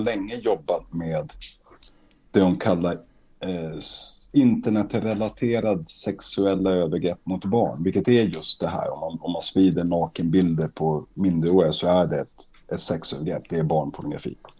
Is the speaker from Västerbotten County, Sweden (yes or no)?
yes; Umeå, Västerbotten County, Sweden; now in Stockholm, Sweden; när jag växte upp i Umeå